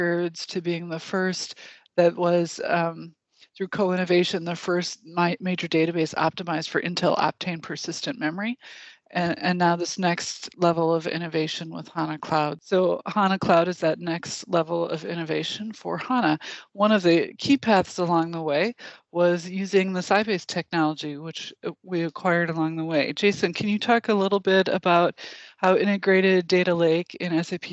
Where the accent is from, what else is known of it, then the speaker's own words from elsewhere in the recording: Wisconsin, United States; I'm from Wisconsin